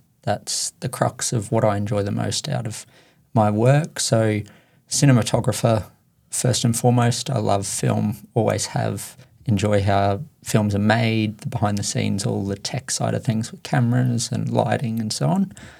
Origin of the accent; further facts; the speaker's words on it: Caloundra, Queensland, Australia; Caloundra my whole life.